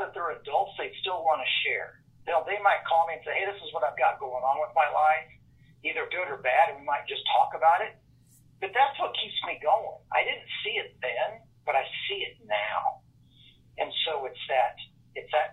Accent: St. Joseph, Missouri, United States; my hometown of St. Joseph

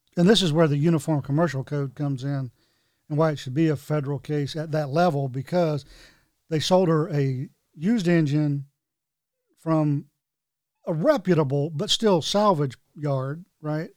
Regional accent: North Carolina, United States; growing up in North Carolina

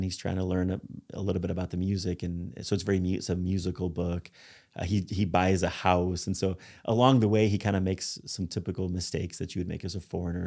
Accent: Spain; moved away; I grew up in Spain

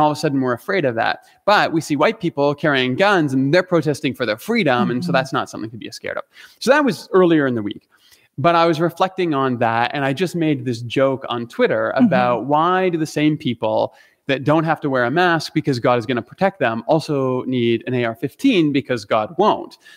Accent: Canada; I'm Canadian

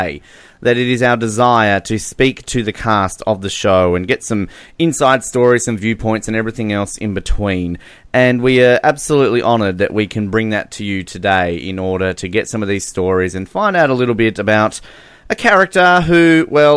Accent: Australia; I'm Australian

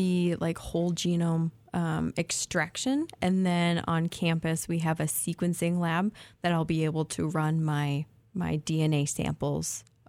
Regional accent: Minnesota, United States; moved away as an adult; I am a Minnesotan.

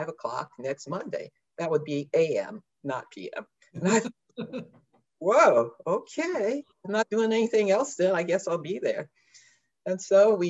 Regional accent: Indianapolis, Indiana, United States; moved away as an adult; also born or lived in Philadelphia, Pennsylvania; I grew up in Indianapolis, Indiana.

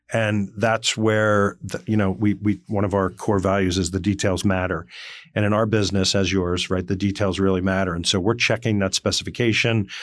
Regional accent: Morris County, northwestern New Jersey, United States; I grew up in northwestern New Jersey in Morris County

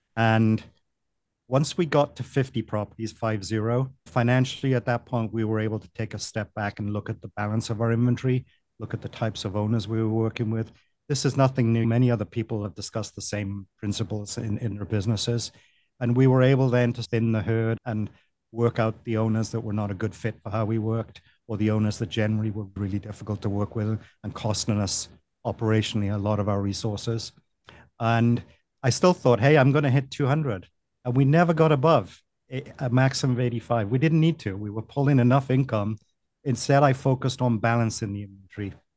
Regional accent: Wales, United Kingdom; moved away as an adult; also born or lived in Delaware, United States; now in Miami, United States; I'm from the United Kingdom, Wales originally

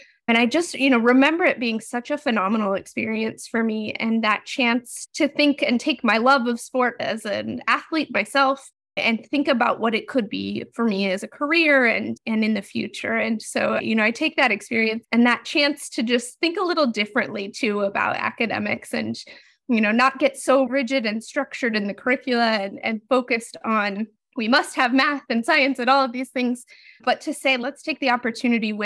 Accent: Utah, United States; moved away; I'm from Utah originally, so I was in high school during the 2002 Olympics

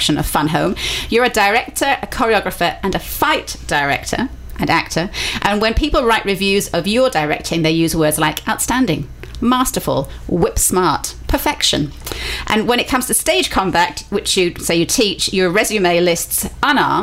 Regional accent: Brighton, South East England, United Kingdom; accent: Brighton; moved away; my home accent

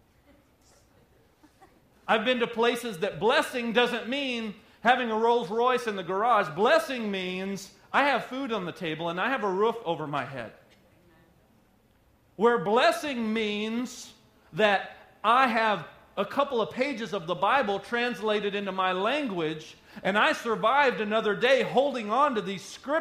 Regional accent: United States

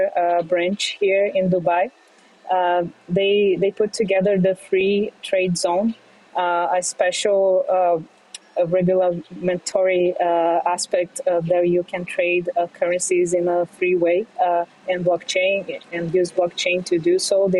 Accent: Brazil; moved away as an adult; now in New York City, United States; I grew up in Brazil

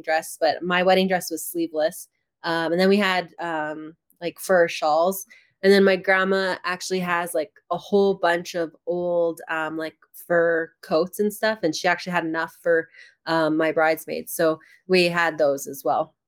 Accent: Rocky Mountain House, Alberta, Canada; in my hometown in Rocky Mountain House

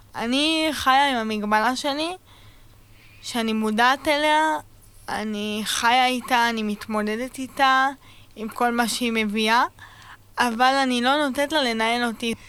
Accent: Beit Shemesh, Jerusalem District, Israel; now in Sderot, Israel; במקור מבית שמש, והיום אני גרה בשדרות

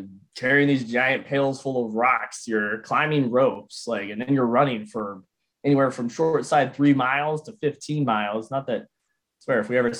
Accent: near Tarentum, Pittsburgh area, Pennsylvania, United States; that was near my hometown. It's kind of out near Tarentum area there.

